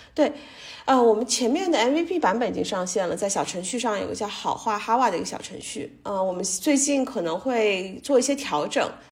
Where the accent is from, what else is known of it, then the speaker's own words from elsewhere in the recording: China; 一直受中国教育长大的这个学生